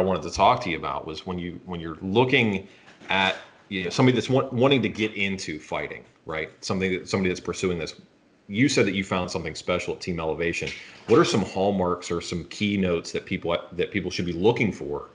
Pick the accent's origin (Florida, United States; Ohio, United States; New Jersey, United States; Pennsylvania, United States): Pennsylvania, United States; Pittsburgh; I'm originally from Pittsburgh